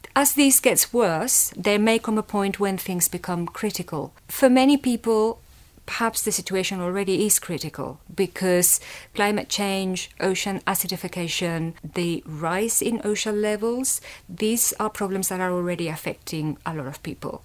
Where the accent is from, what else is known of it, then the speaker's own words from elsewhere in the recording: Valencia, Valencian Community, Spain; also born or lived in London; now in Leeds, United Kingdom; I grew up in Spain, in the city of Valencia